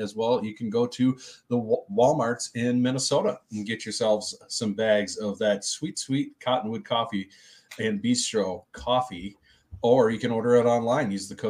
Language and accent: English; United Kingdom; Obviously we're British.